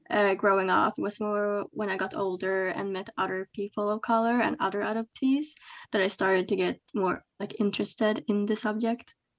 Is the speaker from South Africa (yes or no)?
no; Sweden; also born or lived in China; I'm from Sweden, but I was adopted from China